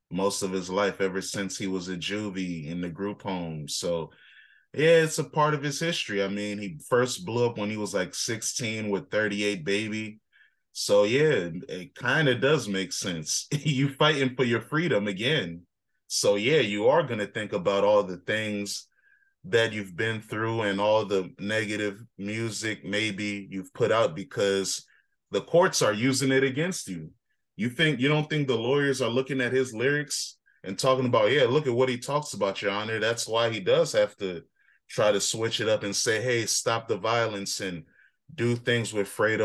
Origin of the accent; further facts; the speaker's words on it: United States; But I'm an African, so I don't really care about snow like that. Even though I was born and raised in America and I've been used to snow